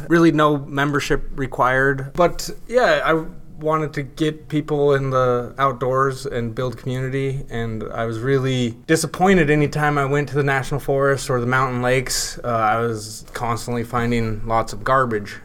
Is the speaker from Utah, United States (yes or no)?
no; North Idaho, United States; also born or lived in Pocatello; I'm from North Idaho, and I moved back here